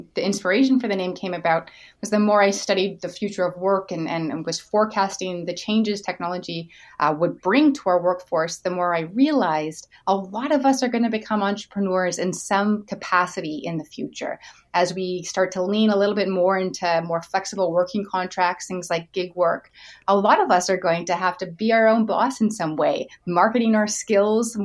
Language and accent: English; Canada; as a Canadian would